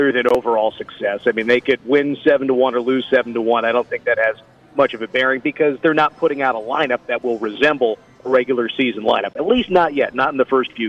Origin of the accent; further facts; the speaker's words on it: New Jersey, United States; moved away; I grew up in New Jersey, and my dad, and my uncle have had New York Jets season tickets since the '70s